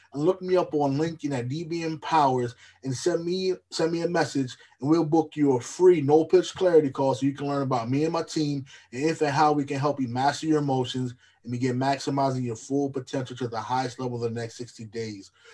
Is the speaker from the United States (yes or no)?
yes; Lancaster, Pennsylvania, United States; moved away; I'm from Pennsylvania originally, Lancaster